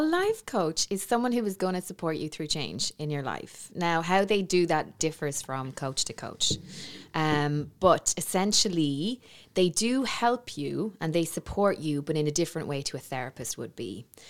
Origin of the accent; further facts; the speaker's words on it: Navan, Leinster, Ireland; moved away; back in my hometown